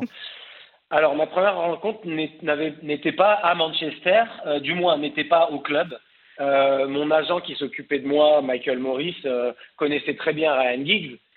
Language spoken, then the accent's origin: French; Cannes, Provence-Alpes-Côte d'Azur, France; moved away as an adult; also born or lived in Paris; je suis parisien, mais j'ai grandi à Cannes